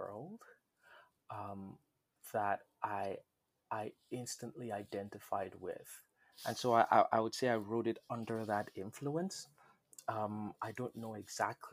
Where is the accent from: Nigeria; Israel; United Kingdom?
Nigeria; moved away; When I was growing up in Nigeria, I always felt like an outsider, even when I lived in my own country